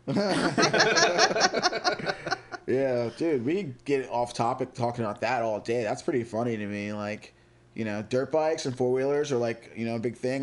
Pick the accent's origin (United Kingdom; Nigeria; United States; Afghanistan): United States; Richmond, Virginia; We're from Virginia, Richmond to be exact